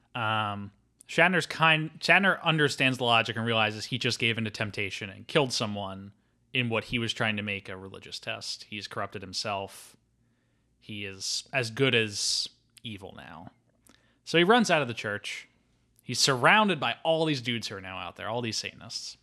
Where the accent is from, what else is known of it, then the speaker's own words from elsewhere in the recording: Philadelphia, Pennsylvania, United States; I'm from Philadelphia